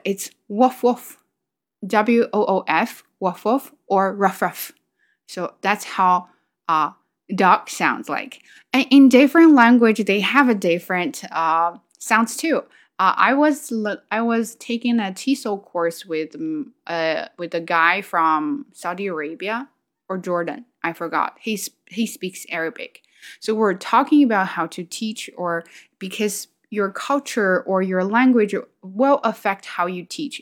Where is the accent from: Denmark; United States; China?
China; English is a second language; moved away as an adult; now in Canada; I was in China, but came here